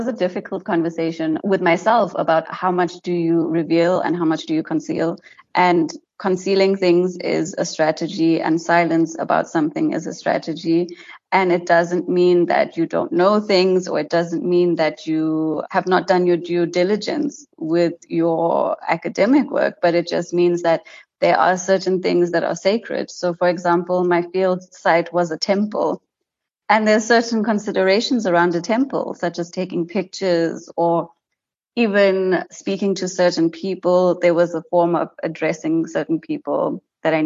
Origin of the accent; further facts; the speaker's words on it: White River, Mpumalanga, South Africa; I grew up in White River, which is a small town in Mpumalanga